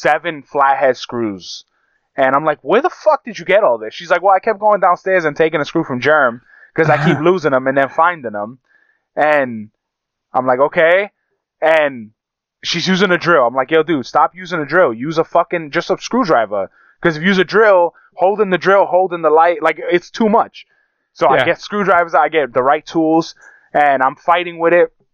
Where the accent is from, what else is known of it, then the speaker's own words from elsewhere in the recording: New York City, New York, United States; growing up in Brooklyn